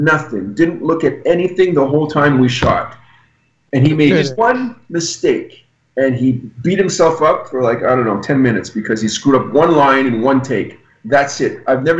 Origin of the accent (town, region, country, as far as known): Montreal, Quebec, Canada